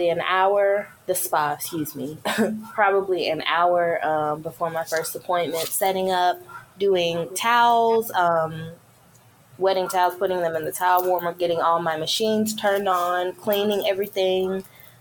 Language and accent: English; Memphis, Tennessee, United States; now in Florida, United States; I am from Memphis, Tennessee